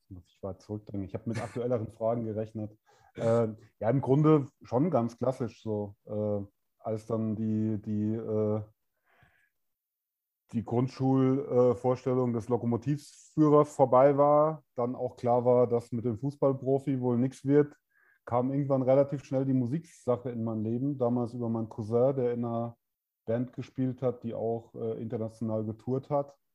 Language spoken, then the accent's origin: German; Hesse, Germany; Also ich komme ursprünglich aus der geografischen Mitte von äh, Heidelberg und Darmstadt, also ganz Südhessen.